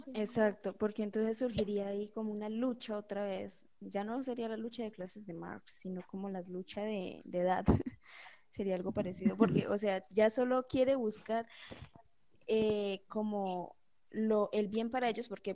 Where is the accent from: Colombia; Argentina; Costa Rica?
Colombia; los colombianos